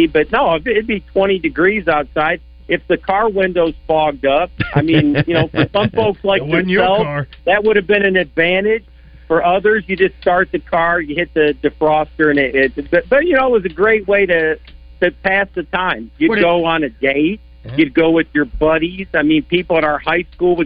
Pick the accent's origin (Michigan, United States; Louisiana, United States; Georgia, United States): Michigan, United States; Flint; in my hometown of Flint, Michigan